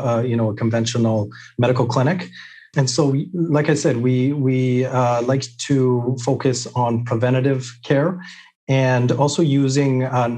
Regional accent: British Columbia, Canada; I was born and raised here in British Columbia, Canada

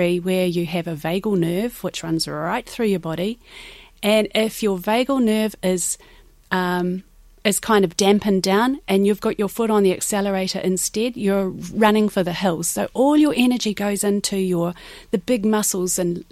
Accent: New Zealand; moved away as an adult; now in Ireland; I am from New Zealand

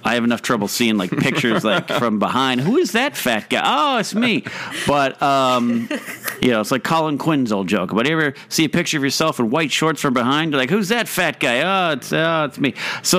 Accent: Pismo Beach, California, United States; I grew up in Pismo Beach, California, so I could see the ocean from my house.

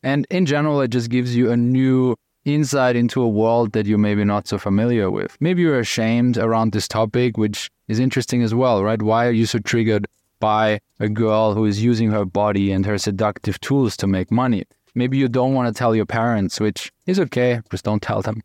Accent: Austria; I'm from Austria, German speaking

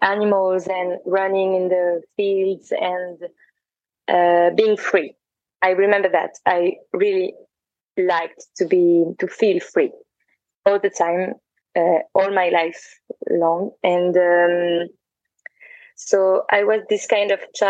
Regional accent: France; also born or lived in Paris; I grew up in France, and I was in Paris for a while, and now I'm traveling.

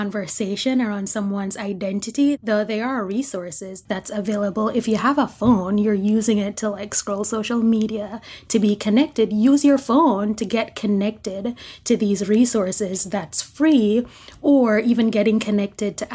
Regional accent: Jamaica; I'm Jamaican

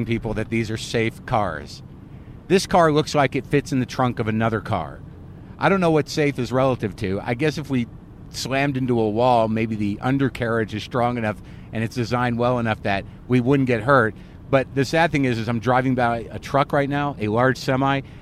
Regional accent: Albuquerque, New Mexico, United States; moved away; I grew up in Albuquerque, New Mexico.

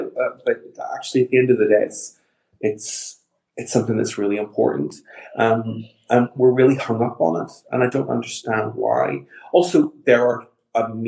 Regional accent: Northern Ireland, United Kingdom; now in London, United Kingdom; I'm from Northern Ireland, and even though I'm an out and proud gay man, I also grew up in Northern Ireland

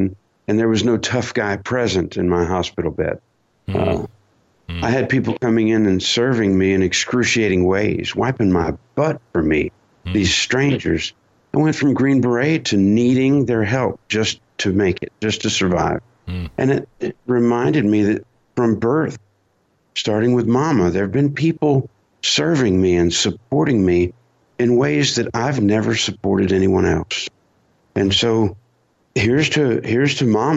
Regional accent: United States; as an American fighting soldier

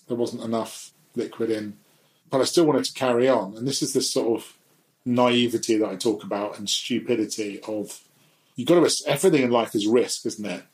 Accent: London, United Kingdom; I was brought up in Portobello Road as a son of an antique dealer

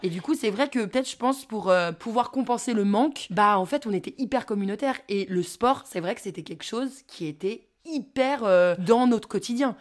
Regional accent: Courchevel, Auvergne-Rhône-Alpes, France; on a toujours vécu à Courchevel

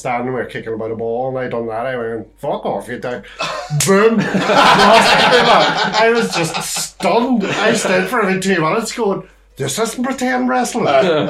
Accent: Claudy, Northern Ireland, United Kingdom; growing up in Claudia, we'd have done, like, fake wrestling and stuff

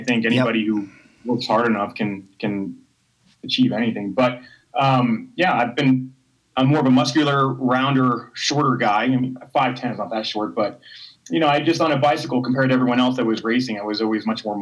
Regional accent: United States; I'm an American guy

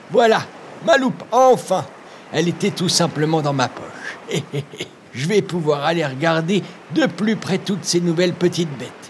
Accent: Cameroon; j'ai 8 je suis camerounaise.

